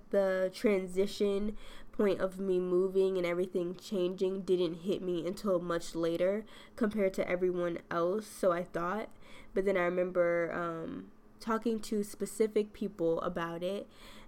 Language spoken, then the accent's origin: English; western suburbs of Chicago, Illinois, United States; moved away as an adult; western suburbs is where I grew up